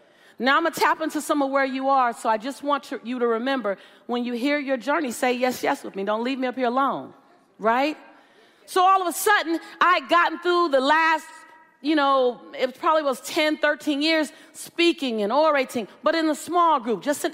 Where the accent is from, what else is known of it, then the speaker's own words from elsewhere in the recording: Los Angeles, California, United States; I'm from South Central LA.